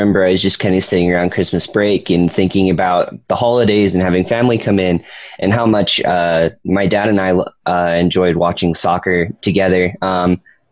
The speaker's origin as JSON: {"language": "English", "area": "just outside of Salt Lake City", "region": "Utah", "country": "United States", "tie": "born or raised there", "said": "I grew up just outside of Salt Lake City"}